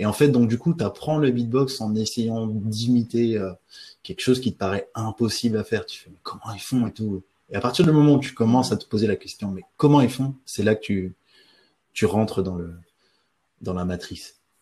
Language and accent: French; French Guiana; j'ai grandi en Guyane française